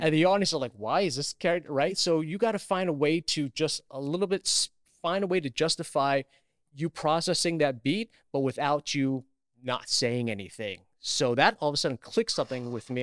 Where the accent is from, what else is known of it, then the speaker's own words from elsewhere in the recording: New York City, New York, United States; I grew up in Queens, New York